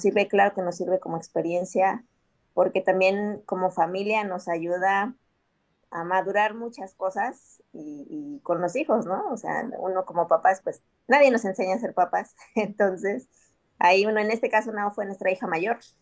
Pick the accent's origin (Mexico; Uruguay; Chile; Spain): Mexico; Mexico City; now in Playa del Carmen, Mexico; aunque vivimos aquí en Playa, muy yo somos de la Ciudad de México